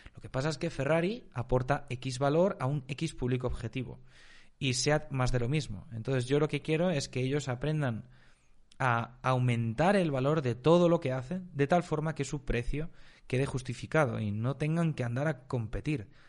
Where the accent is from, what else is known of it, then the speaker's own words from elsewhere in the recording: Galicia, Spain; moved away as an adult; also born or lived in Zurich, Switzerland; now in Andorra; yo nací en España, aunque viví en, Suiza hasta los 7, 8 años de edad más o menos